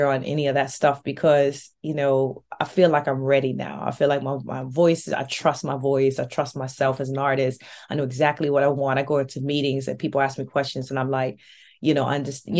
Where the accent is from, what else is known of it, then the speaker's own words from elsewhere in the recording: New Orleans, Louisiana, United States; moved away as an adult; also born or lived in New York City; now in London, United Kingdom; I was born and raised in New Orleans.